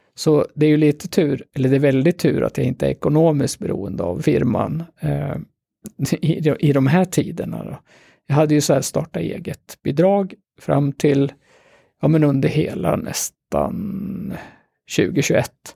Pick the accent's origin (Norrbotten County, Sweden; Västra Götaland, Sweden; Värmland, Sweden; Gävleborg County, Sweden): Gävleborg County, Sweden; Gävle; also born or lived in Sollefteå; jag är ju en typisk Gävlebo. Även om jag är född i Sollefteå så har jag ju bott här liksom hela mitt vuxna liv från första klass